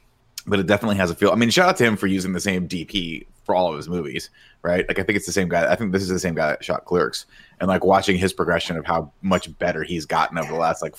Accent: United States; we're American.

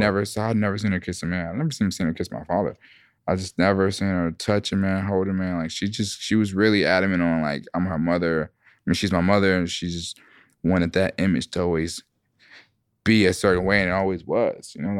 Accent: Atlanta, Georgia, United States; I'm from Atlanta

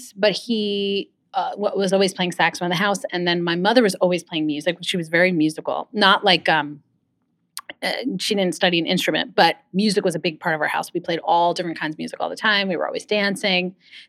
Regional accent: Livingston, New Jersey, United States; also born or lived in Manhattan, New York / Fort Lee, New Jersey; now in South Orange, United States; I grew up a little bit in Bergen County in the Fort Lee area. And then when I was about 5, we moved out to Livingston, New Jersey, where I stayed through high school.

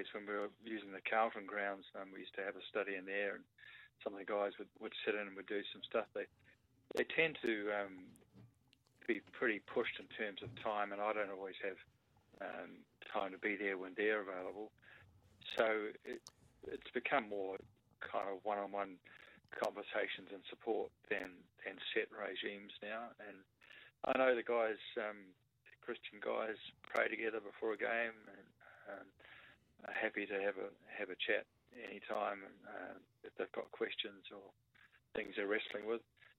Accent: Rotorua, Bay of Plenty, New Zealand; now in Melbourne, Australia; growing up in Rotorua amongst a lot of the Maori folk, where half the class was Maori background

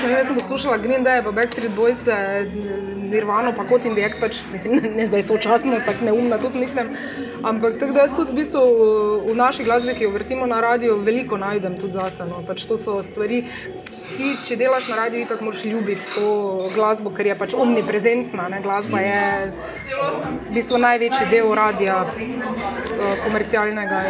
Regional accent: Maribor, Styria, Slovenia; smo Mariborčani

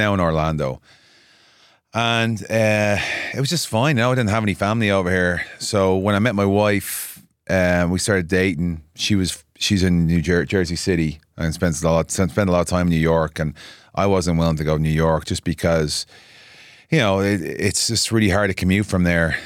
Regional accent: Dublin, Leinster, Ireland; moved away as an adult; also born or lived in Florida; now in Nashville, United States; I'm from Dublin. Grew up, born and raised.

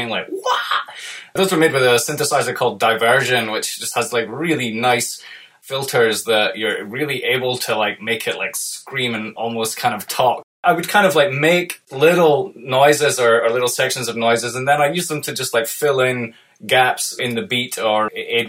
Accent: United Kingdom; moved away as an adult; I was dying to, like, leave my home country of the UK and go and live abroad

